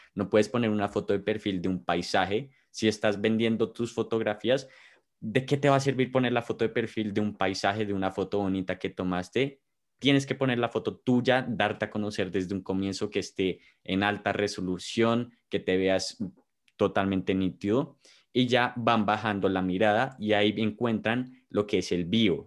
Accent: Bogotá, Colombia; los de nosotros somos de Bogotá

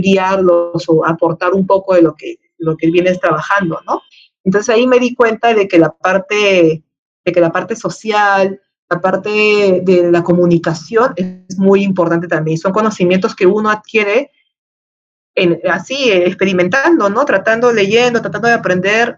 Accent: Peru; La Molina de Lima, Perú, ¿no? Mi país natal.

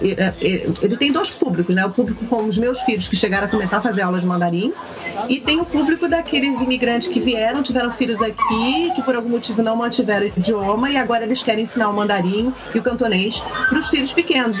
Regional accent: Rio de Janeiro, Brazil; now in Vancouver, Canada; nós todas viemos do Rio

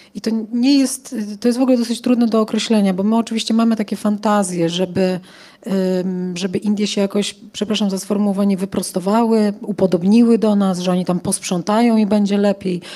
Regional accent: Poland; jestem stąd

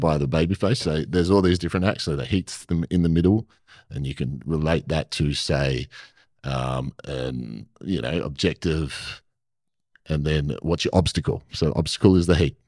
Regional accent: Perth, Western Australia, Australia; I'm from Perth

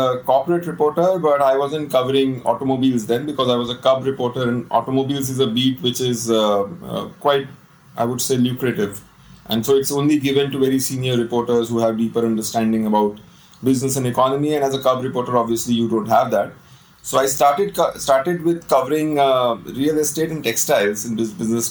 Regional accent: Allahabad, Uttar Pradesh, India; moved away; I was born in Allahabad. I did my schooling from there, from St. Joseph's.

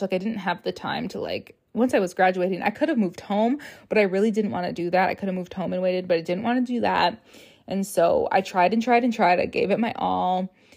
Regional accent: Rochester, Minnesota, United States; moved away as an adult; now in Minneapolis, United States; I'm from Rochester, which is an hour and a half away from the Twin Cities

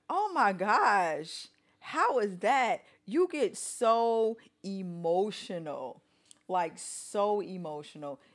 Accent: Chicago, Illinois, United States; I grew up on the South Side of Chicago

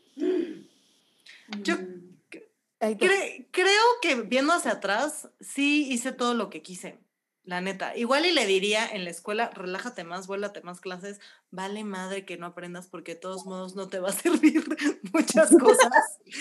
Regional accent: Mexico; soy mexicana

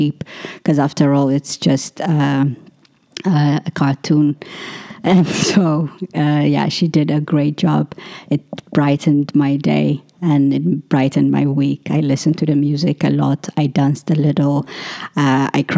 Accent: Ethiopia; growing up in Ethiopia, there's always a lack of water because we don't have tap water

